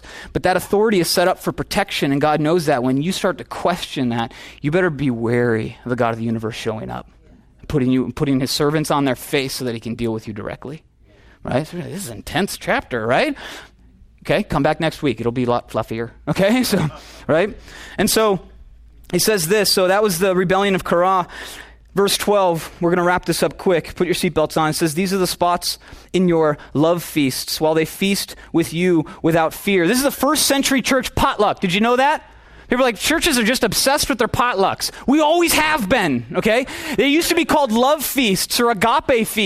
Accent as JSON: {"language": "English", "region": "Minnesota", "country": "United States", "said": "I'm from Minnesota"}